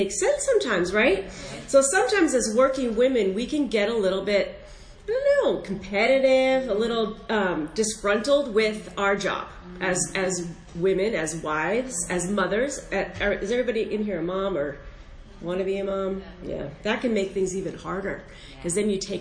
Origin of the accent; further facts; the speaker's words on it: Northern Virginia, United States; I am from Northern Virginia